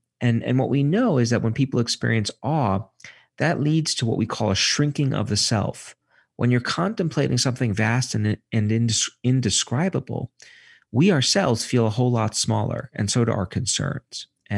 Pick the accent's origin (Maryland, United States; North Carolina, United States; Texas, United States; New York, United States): New York, United States; Brooklyn; I say safe because if it's where I grew up in Brooklyn, green spaces tended to be synonymous with spaces where you got mugged.